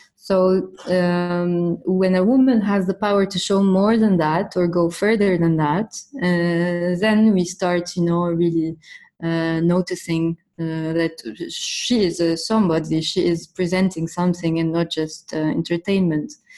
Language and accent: English; Cairo, Cairo Governorate, Egypt; moved away as an adult; now in Beirut, Lebanon; I was born in Cairo in uh, 1988, and uh, I lived in Cairo all my life. And then I moved to Beirut when I was 27